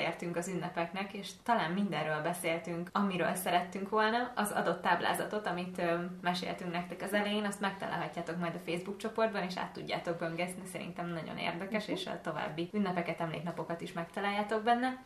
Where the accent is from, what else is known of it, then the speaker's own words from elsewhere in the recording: Hungary; magyar vagyok